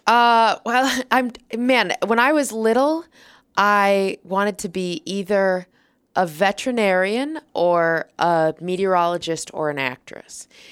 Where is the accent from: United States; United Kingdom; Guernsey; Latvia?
United States; Minnesota; now in New York City, United States; I'm from Minnesota originally, but I live in New York City now